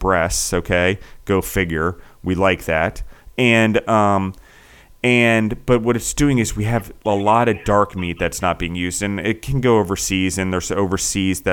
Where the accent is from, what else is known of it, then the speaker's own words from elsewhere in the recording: East Coast, United States; moved away; I grew up on the East Coast, so we had ocean fish in Chesapeake Bay